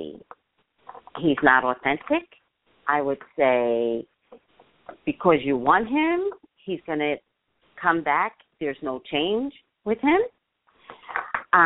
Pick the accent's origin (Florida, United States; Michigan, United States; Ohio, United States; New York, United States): New York, United States; New York City; now in Los Angeles, United States; I'm a native New Yorker, Staten Island.